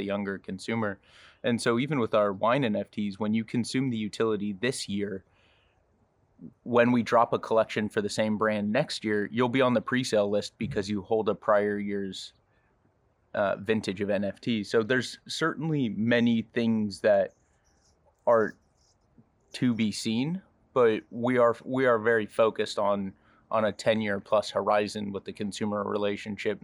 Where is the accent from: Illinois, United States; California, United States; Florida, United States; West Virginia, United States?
California, United States; Napa; Growing up in Napa, my family had 7 acres of Cabernet